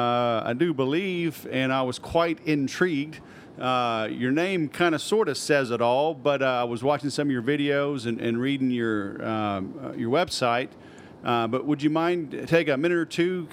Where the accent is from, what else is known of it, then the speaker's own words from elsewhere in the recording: Houston, Texas, United States; I grew up in Houston, too